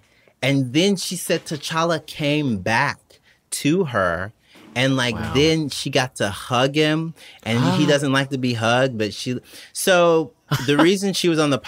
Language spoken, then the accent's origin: English; Atlanta, Georgia, United States; I was born and raised on Atlanta.